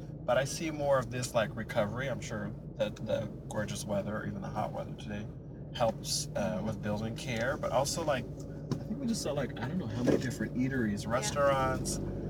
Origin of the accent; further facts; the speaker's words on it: Chicago, Illinois, United States; now in New York, United States; I grew up in Illinois, mostly in Chicagoland.